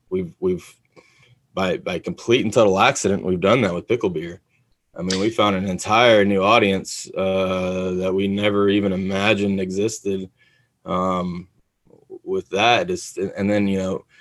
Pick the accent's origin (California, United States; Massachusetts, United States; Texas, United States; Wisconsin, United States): Texas, United States; also born or lived in Florida; I'm from Texas.